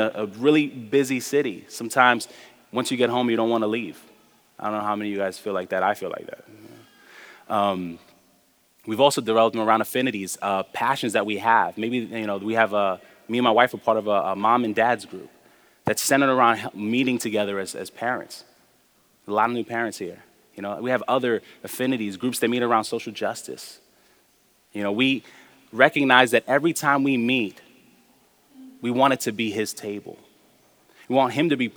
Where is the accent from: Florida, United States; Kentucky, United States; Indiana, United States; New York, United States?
New York, United States; New York City; I was taught as a young person growing up in New York